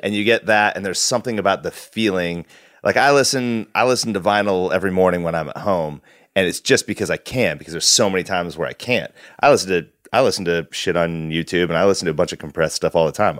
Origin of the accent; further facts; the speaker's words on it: Wasilla, Alaska, United States; now in Portland, United States; growing up in Wasilla